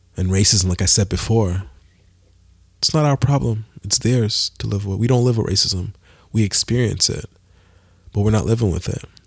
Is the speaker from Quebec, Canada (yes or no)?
yes; Montreal, Quebec, Canada; I'm from Montreal, Canada